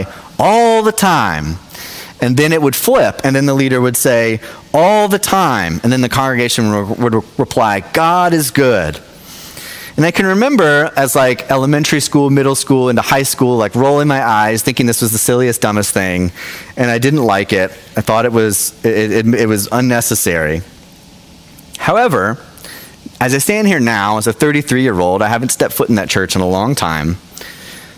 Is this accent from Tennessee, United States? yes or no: yes; Knoxville, Tennessee, United States; now in South Jersey, United States; So I'm from Knoxville, Tennessee originally